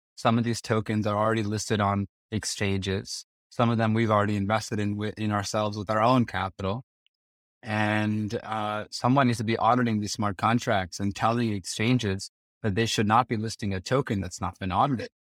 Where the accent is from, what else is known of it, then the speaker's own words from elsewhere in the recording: Princeton, New Jersey, United States; moved away as an adult; also born or lived in Kyiv, Ukraine / Las Vegas; I was born and raised in Prince in New Jersey